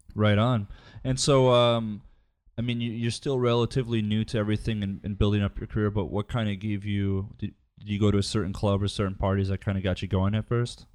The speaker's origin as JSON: {"language": "English", "region": "Midwest", "country": "United States", "said": "I'm from the Midwest"}